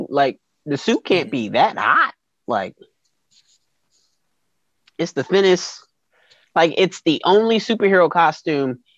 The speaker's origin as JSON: {"language": "English", "region": "New York", "country": "United States", "tie": "born or raised there", "said": "I grew up in New York."}